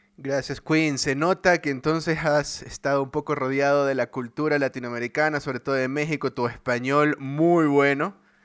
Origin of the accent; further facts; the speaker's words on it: Ecuador; en Ecuador, en mi país